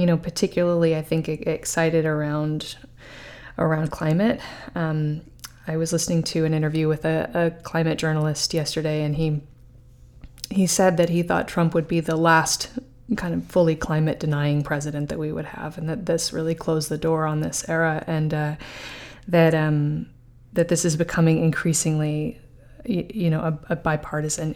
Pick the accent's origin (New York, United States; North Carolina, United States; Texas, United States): New York, United States; New York City; I was raised in Manhattan